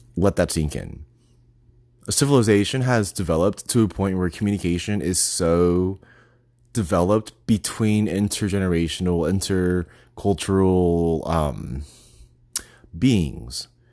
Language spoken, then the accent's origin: English; Texas, United States; moved away; also born or lived in New York / Boston; I'm from Texas